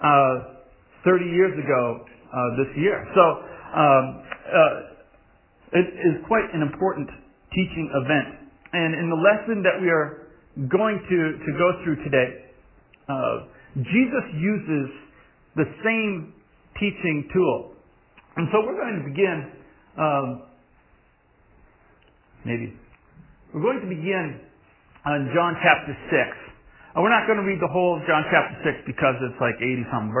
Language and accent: English; Massachusetts, United States; I grew up in Massachusetts